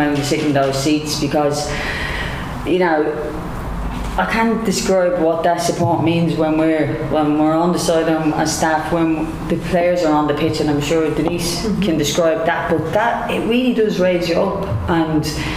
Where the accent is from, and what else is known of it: Ireland